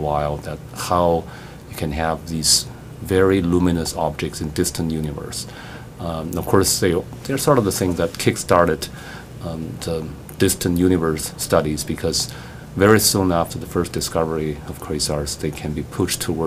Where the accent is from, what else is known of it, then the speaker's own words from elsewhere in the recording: Beijing, China; moved away as an adult; also born or lived in Princeton; now in United States; I grew up as an amateur astronomer in my hometown in Beijing, China.